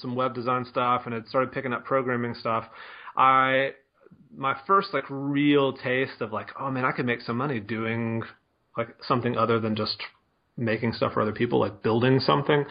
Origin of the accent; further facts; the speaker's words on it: Mississippi, United States; moved away as an adult; also born or lived in Denver, Colorado; I'm from Mississippi